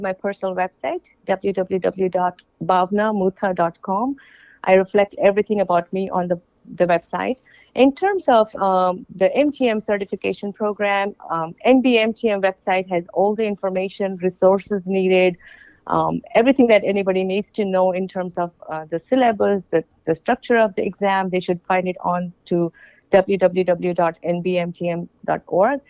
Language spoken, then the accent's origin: English; India; moved away; I'm from India